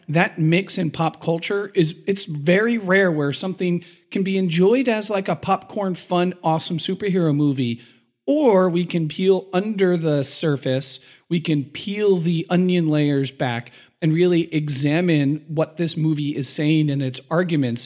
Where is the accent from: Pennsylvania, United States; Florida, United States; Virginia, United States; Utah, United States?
Pennsylvania, United States; Philadelphia; as a Philadelphian